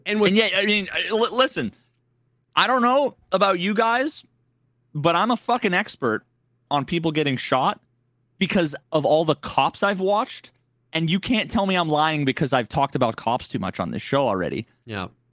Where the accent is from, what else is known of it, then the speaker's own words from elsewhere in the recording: New England, United States; I grew up in New England